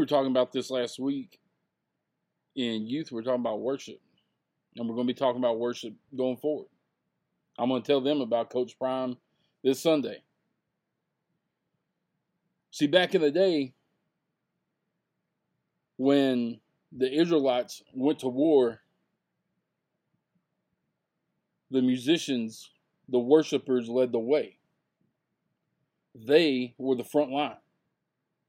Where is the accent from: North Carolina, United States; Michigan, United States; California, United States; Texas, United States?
Texas, United States; I'm from Texas